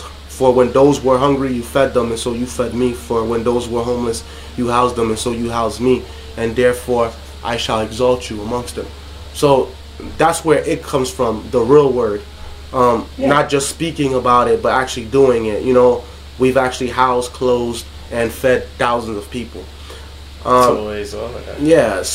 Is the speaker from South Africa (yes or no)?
no; Haiti; now in United States; from Haiti. That's where I'm originally from